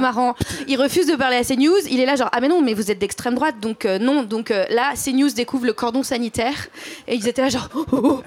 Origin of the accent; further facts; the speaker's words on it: Drôme, Auvergne-Rhône-Alpes, France; J'ai grandi dans la Drôme